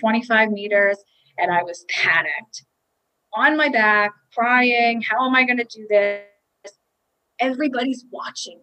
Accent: South Shore of Long Island, New York, United States; I grew up on the South Shore of Long Island

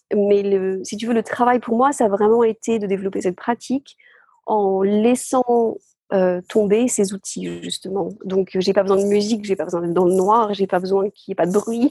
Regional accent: the Somme, Hauts-de-France, France; now in Glasgow, United Kingdom; je suis née dans, la Somme, dans le nord de la France. Je suis dans une ferme, en fait, euh, au bord de la mer.

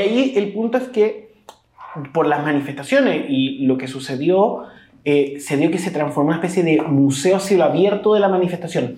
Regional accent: Chile; nosotros como chilenos

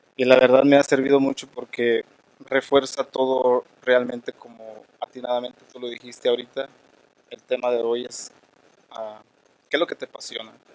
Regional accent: Michoacán, Mexico; now in Denver, United States; soy eh, de Michoacán, México. Venimos de una cultura eh, purépecha

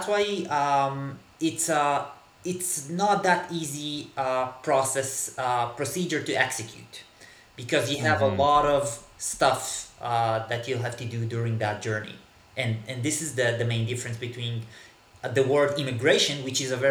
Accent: Israel; first language Hebrew; English is a second language; moved away as an adult; now in Berlin, Germany; I'm originally from Israel, from the Middle East, actually. I grew up in the 1980s in Israel

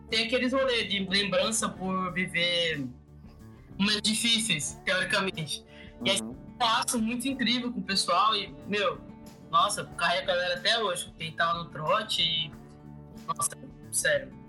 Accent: Luanda, Luanda Province, Angola; now in Maringá, Brazil; Sou de Luanda, mas vivo em Maringá já faz uns seis anos.

